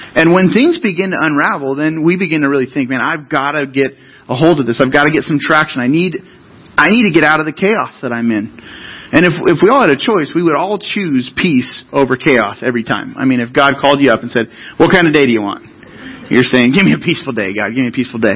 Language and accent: English; Central Coast, California, United States; I grew up on the Central Coast